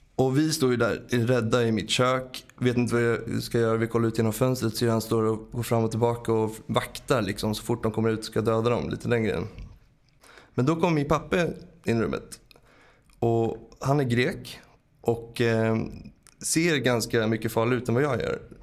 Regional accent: Stockholm, Stockholm County, Sweden; jag kom från Bromma

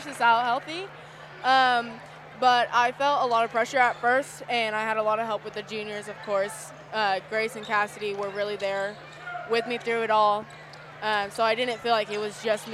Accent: St. Francis, Kansas, United States; now in McPherson, United States; I'm used to small towns growing up in St. Francis and then moving here to McPherson

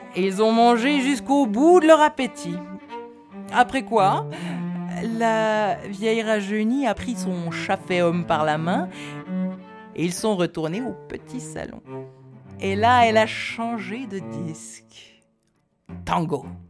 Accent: Neuchâtel, Switzerland; par chez nous, à Neuchâtel, on l'appelait la Rôde

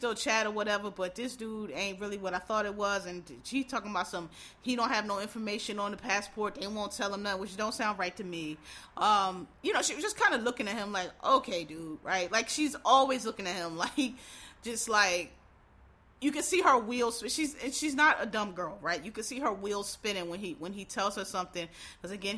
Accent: Philadelphia, Pennsylvania, United States; I'm from Philadelphia, Pennsylvania.

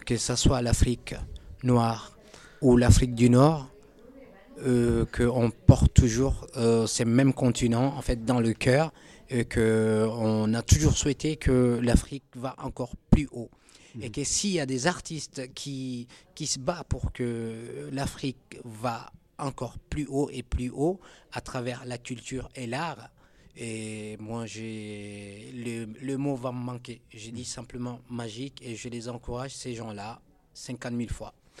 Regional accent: Chad; en tant que Tchadien originaire du Tchad

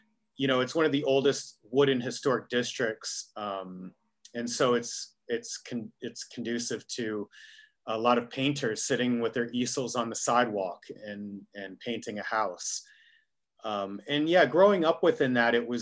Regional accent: Key West, Florida, United States; moved away as an adult; also born or lived in Northeast United States; now in Miami, United States; I'd grown up in Key West

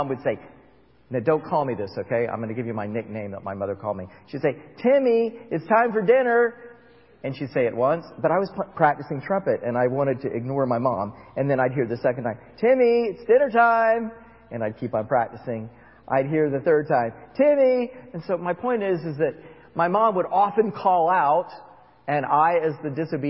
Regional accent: Florida, United States; I grew up in Florida

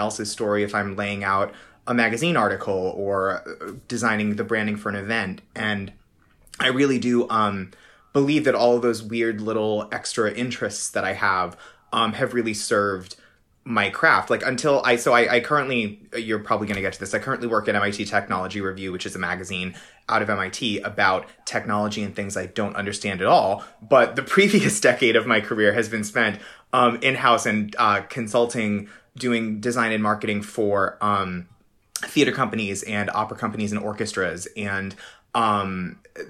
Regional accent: Massachusetts, United States; I'm from Massachusetts

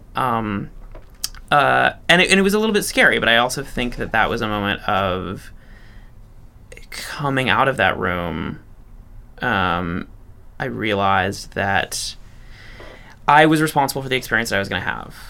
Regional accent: Chicago, Illinois, United States; moved away as an adult; also born or lived in New York; i'm from Chicago, born and raised, uh, good Midwestern stock.

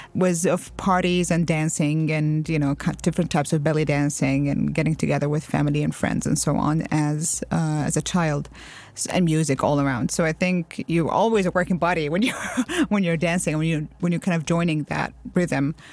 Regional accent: United Arab Emirates; moved away as an adult; also born or lived in Jordan / Lebanon; grew up in the U A E.

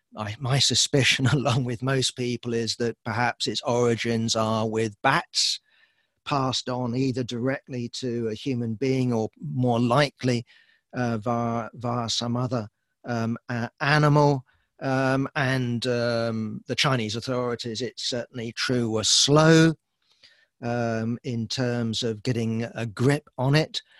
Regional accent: United Kingdom; I'm, I'm British

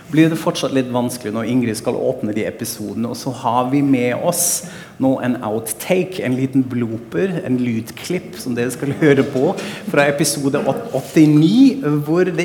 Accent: Frankfurt, Hesse, Germany; now in Norway; Frankfurt er jo min hjemby, som jeg maser om i podkasten hele tida

